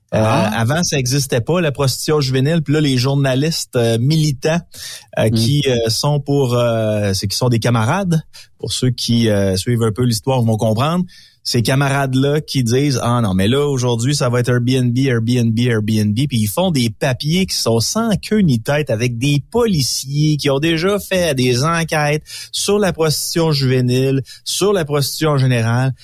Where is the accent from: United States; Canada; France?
Canada; Quebec; chez nous, au Québec